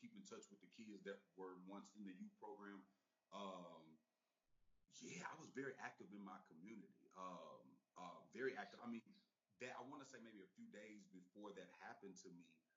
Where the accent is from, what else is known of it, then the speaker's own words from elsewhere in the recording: Texas, United States; now in Los Angeles, United States; I'm from Texas